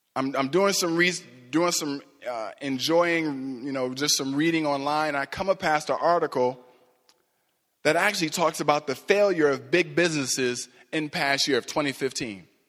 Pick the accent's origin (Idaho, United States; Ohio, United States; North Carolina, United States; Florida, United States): Ohio, United States; Cleveland; moved away; I'm from Cleveland originally